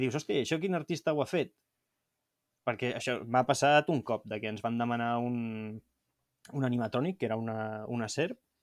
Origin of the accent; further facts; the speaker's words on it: Montgat, Catalonia, Spain; soc de Montgat